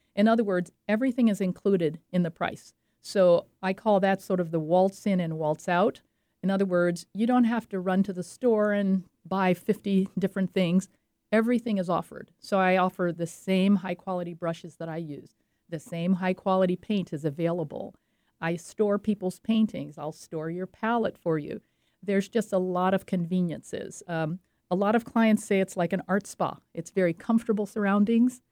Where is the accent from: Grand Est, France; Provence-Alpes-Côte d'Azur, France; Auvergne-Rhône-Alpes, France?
Provence-Alpes-Côte d'Azur, France; French Riviera; moved away; I grew up on the French Riviera